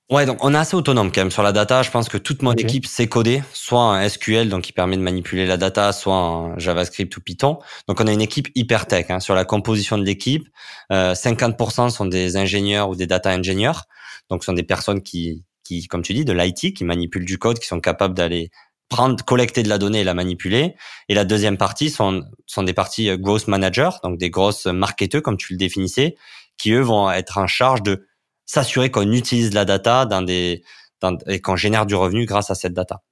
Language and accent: French; France; en tant que, en tant que Français